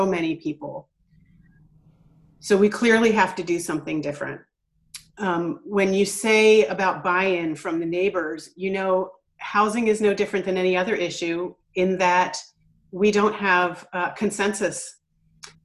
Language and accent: English; Philadelphia, Pennsylvania, United States; now in Eugene, United States; I grew up in Philadelphia